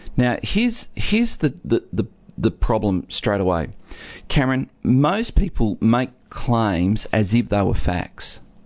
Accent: Geelong, Victoria, Australia; I was born in Geelong

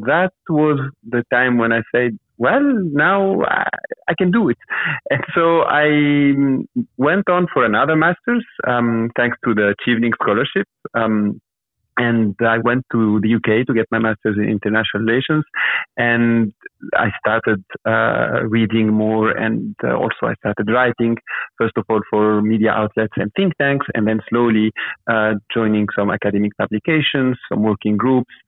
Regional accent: Tunisia; I grew up in Tunisia, which has a lot of archaeological sites.

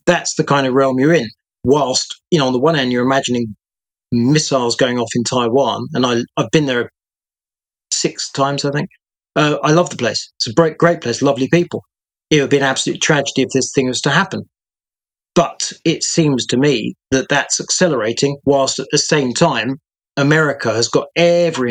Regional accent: United Kingdom; I speak here as a Brit

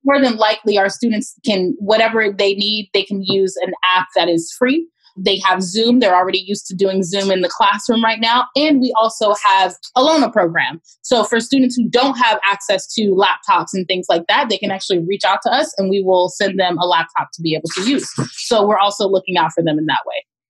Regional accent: Pompano Beach, Florida, United States; moved away as an adult; also born or lived in Miami, Florida / Orlando, Florida; now in Oakland, United States; I was born and raised in South Florida, uh, specifically Pompano Beach, as well as Miami

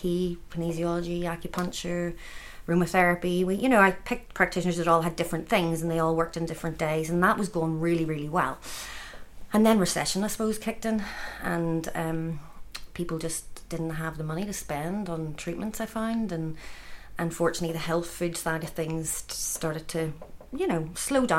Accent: Dundonald, Northern Ireland, United Kingdom; I grew up in Dundonald, just up the road

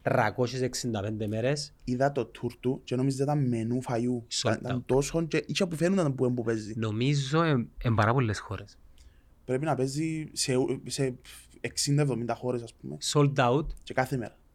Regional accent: Larnaca, Larnaca District, Cyprus; Είμαι σκαλιά μου σκιανή οικογένεια, αλλά εγώ γεννήθηκα μεγάλο σε Αλάρναγα.

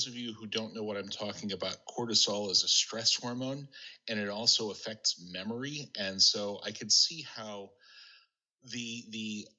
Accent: Scotland, United Kingdom; And of course, as good Scottish Presbyterians, part of what we celebrated was the deals that we got on our cars and how much money we saved.

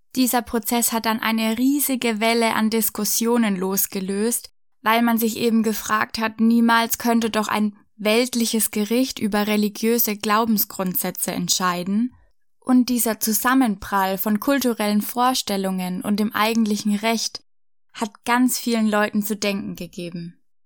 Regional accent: Franconia, Bavaria, Germany; bei uns in Franken an der Universität in Würzburg

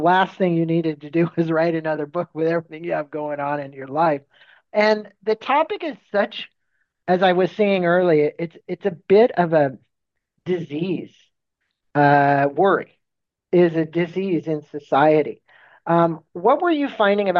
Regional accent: Encinitas, California, United States; Scripps Memorial Encinitas, my hometown

